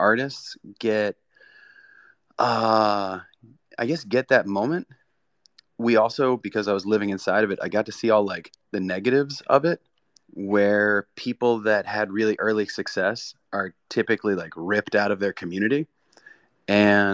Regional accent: South Florida, United States; moved away as an adult; also born or lived in Brooklyn, New York; I grew up in South Florida. I went to New York to go to Pratt in Brooklyn

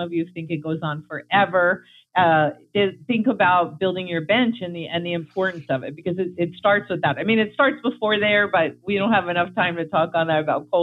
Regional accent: New York, United States; now in Florida, United States; I'm from New York, so we say humans.

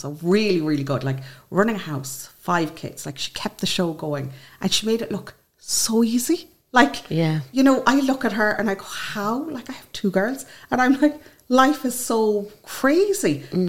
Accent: County Clare, Munster, Ireland; from County Clare.

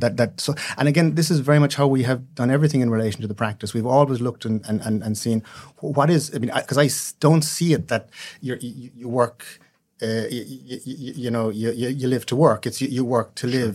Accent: West Cork, Munster, Ireland; also born or lived in Dublin; I grew up in West Cork.

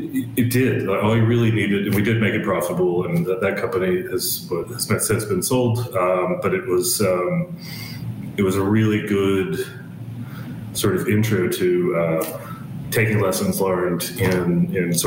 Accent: Birmingham, Alabama, United States; now in Western Australia, Australia; can probably hear from my accent, I didn't grow up in Western Australia, but I grew up in Birmingham, Alabama, which is in the United States

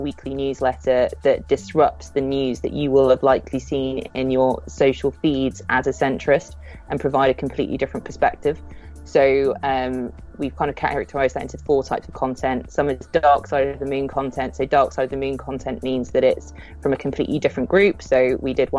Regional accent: United Kingdom; We're British. We're British

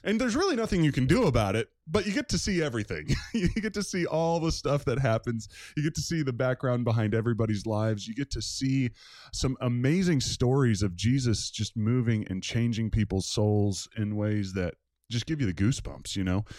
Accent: Maryland, United States; moved away as an adult; now in Newton, United States; I grew up in Maryland, probably about an hour, hour, fifteen minutes outside of Washington, D C

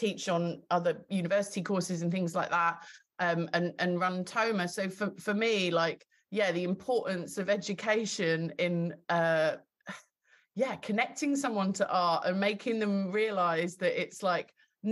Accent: Kent, South East England, United Kingdom; I'm from Kent

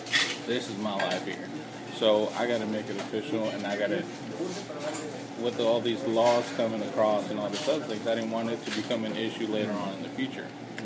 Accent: Mexico; now in Dallas, United States; I was the only one that was born in Mexico, and I was proud of that. I was like, man, I'm so proud I was born in Mexico. I didn't want to become a U.S. citizen.

